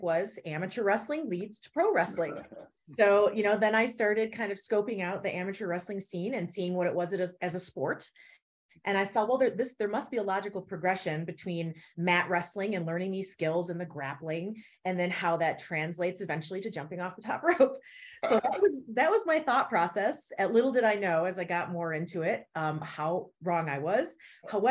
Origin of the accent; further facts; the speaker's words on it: Elmira, New York, United States; moved away; Elmira, New York, my hometown